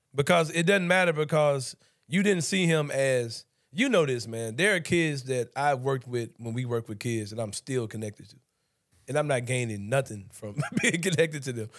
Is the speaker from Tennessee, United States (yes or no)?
yes; Memphis, Tennessee, United States; I grew up in Memphis as well.